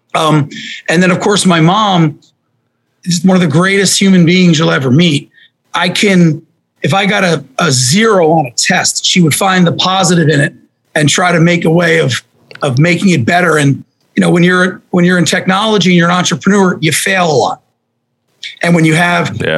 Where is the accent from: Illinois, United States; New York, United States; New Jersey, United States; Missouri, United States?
New Jersey, United States; I grew up in New Jersey